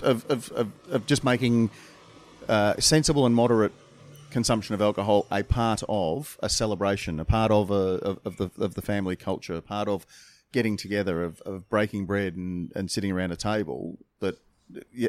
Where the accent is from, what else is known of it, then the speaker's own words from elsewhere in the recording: Australia; we're from Australia